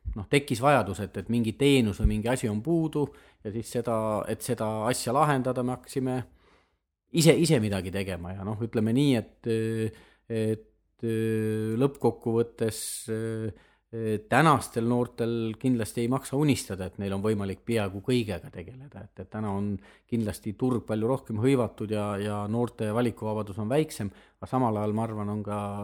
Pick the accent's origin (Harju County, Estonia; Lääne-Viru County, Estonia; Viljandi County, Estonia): Viljandi County, Estonia; moved away as an adult; also born or lived in Tartu / Tallinn; ma olen Viljandist pärit, Viljandis õppinud matemaatika, füüsika erikallakuga klassis